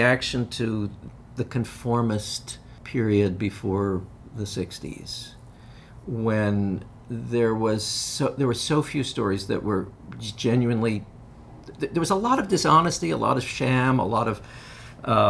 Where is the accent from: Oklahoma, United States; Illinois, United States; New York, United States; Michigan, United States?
New York, United States; I grew up in New York, a polyglot city